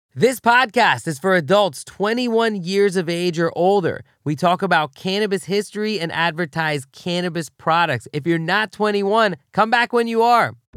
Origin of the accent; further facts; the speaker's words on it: United States; As an American with the right to vote